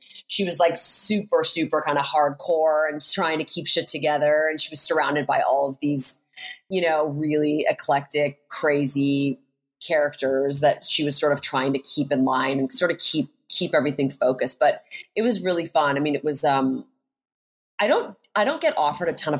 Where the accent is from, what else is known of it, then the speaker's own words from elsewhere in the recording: Hamilton, Ontario, Canada; now in Los Angeles, United States; I grew up in Hamilton, Ontario.